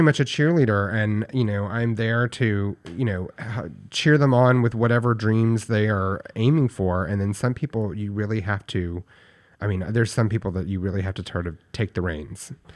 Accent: Paris, Texas, United States; I grew up in Paris, Texas, which is a very, very small town in, in backwoods Texas.

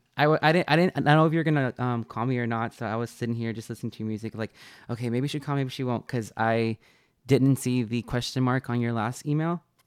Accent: Texas, United States; I'm from Texas

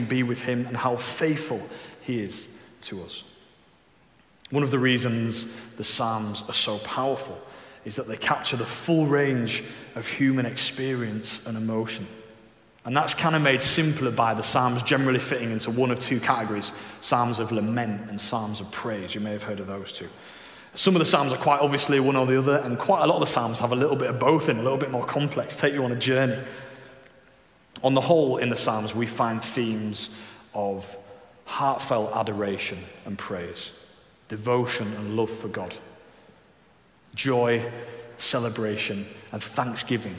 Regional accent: Leeds, Yorkshire and the Humber, United Kingdom; I'm from Leeds

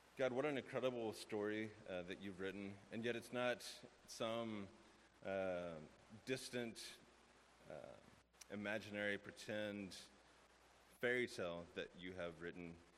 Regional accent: West Texas, United States; I grew up in West Texas

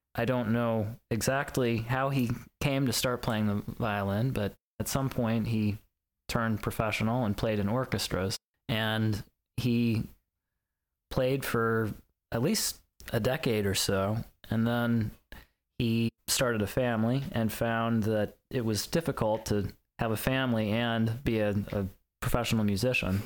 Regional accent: Lynchburg, Virginia, United States; moved away; also born or lived in Chicago; my hometown of Lynchburg

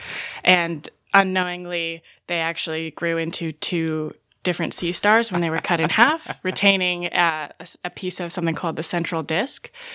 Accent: Novato, California, United States; I'm from Novato, California, which is uh, about an hour north of San Francisco

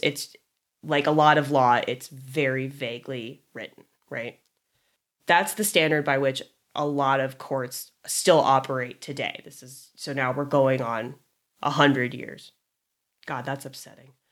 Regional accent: Orange County, California, United States; growing up in Orange County

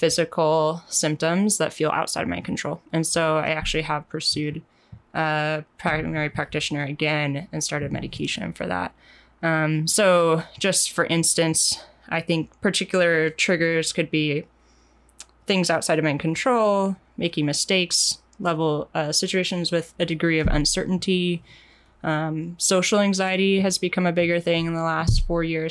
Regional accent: Portland, Oregon, United States; also born or lived in Wisconsin; I was raised in the Portland area as well.

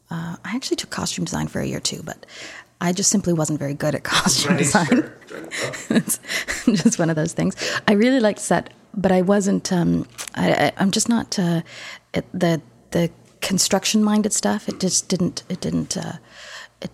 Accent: Toronto, Ontario, Canada; I grew up here in Toronto

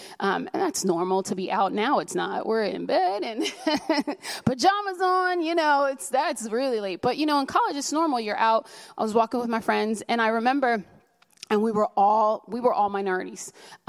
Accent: New York City, New York, United States; You know, I mean, we're from New York City. I've been to Fifth Avenue. We go to the fancy places and people look at us like, oh, can you honestly afford to be here?

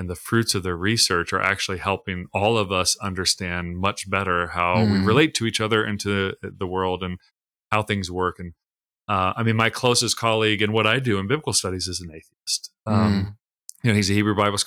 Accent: Tulsa, Oklahoma, United States; I grew up in Tulsa, Oklahoma, which is like the televangelist

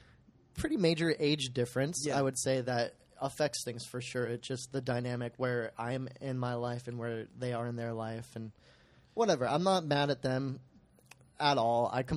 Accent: California, United States; I might beat a ton of people at the tournament just because I'm from California.

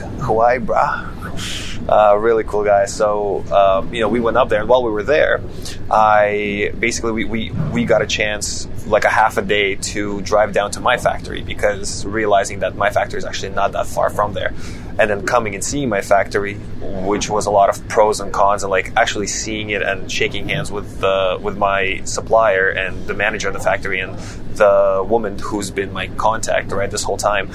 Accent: Canada; moved away as an adult; now in China; a Westerner growing up in Canada

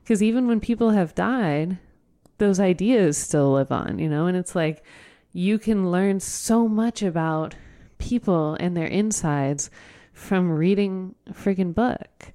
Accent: Oakwood, Ohio, United States; I grew up in Oakwood

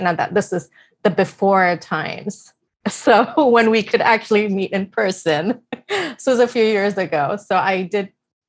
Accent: India; now in United States; I moved from India to the US in 2006

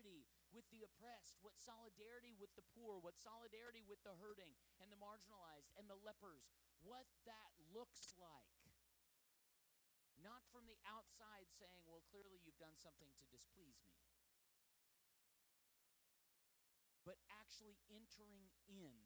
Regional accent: United States; as an American

